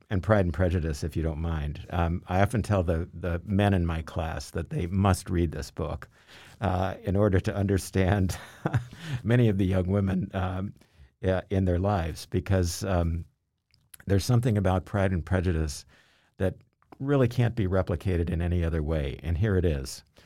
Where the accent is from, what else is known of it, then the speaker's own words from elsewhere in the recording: Louisville, Kentucky, United States; moved away as an adult; also born or lived in Massachusetts; I grew up in Kentucky, in Louisville, Kentucky